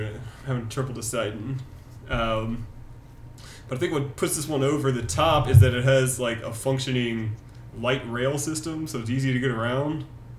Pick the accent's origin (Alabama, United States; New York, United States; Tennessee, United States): Tennessee, United States; Franklin; also born or lived in Atlanta, Georgia; I grew up in Franklin, which is Nashville, if you're not from the state of Tennessee.